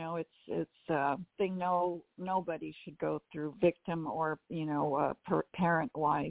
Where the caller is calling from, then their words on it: Pasadena, California, United States; I'm calling from Pasadena.